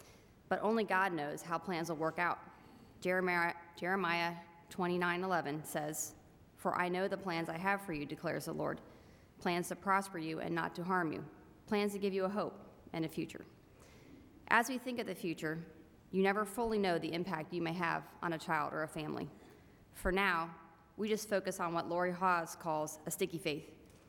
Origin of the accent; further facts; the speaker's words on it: Cincinnati, Ohio, United States; I grew up in Cincinnati, and my family did not go to church.